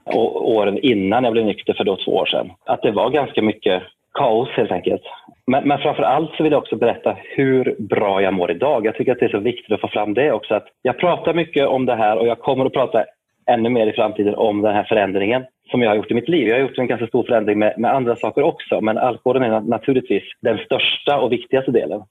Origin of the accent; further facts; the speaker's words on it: Arvika, Värmland, Sweden; gammal biograf i Arvika där jag kommer ifrån, en liten stad i västra Värmland